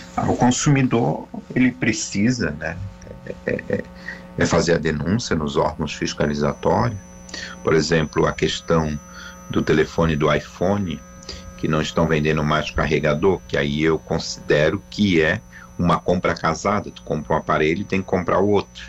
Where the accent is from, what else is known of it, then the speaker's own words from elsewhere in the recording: Brazil; sou brasileiro